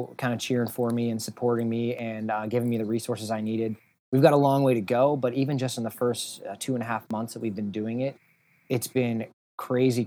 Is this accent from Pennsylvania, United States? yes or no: yes; Sharon, Pennsylvania, United States; moved away as an adult; now in Erie, United States; I'm originally from a little bit south of here, about an hour and a half south in Sharon, Pennsylvania, which is kind of near Pittsburgh